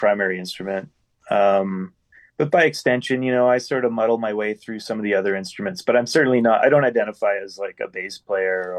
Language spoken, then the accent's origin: English; Winnipeg, Manitoba, Canada; Been born and raised in Winnipeg